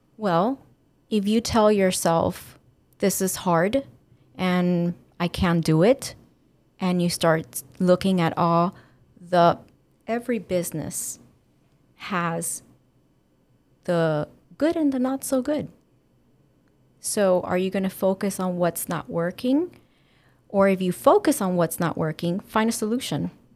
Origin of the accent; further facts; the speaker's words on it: Dominican Republic; also born or lived in Cuba; now in Miami, United States; my family is Cuban, And I was raised in Dominican Republic and living in Miami.